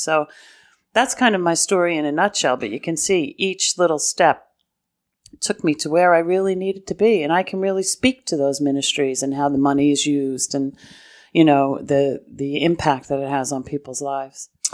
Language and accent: English; New York City, New York, United States; moved away; I come from Brooklyn and Queens Diocese